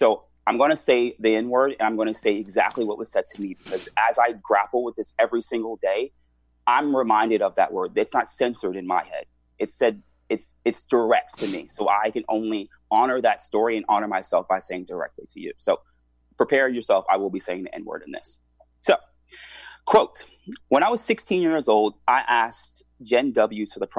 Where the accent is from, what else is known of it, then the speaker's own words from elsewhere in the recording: Washington, District of Columbia, United States; In DC.